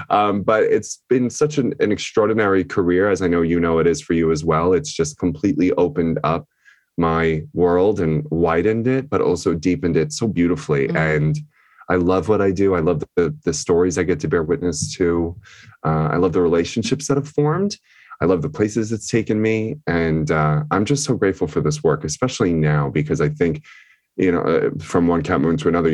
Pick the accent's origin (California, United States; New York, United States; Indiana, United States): New York, United States; Long Island; I am from Long Island, New York, which is where this is being recorded